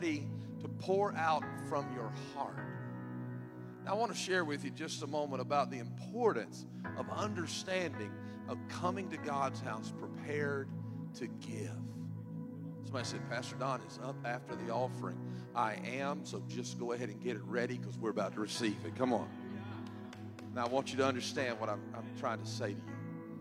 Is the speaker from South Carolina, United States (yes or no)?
yes; South Carolina, United States; moved away; I'm from South Carolina, too.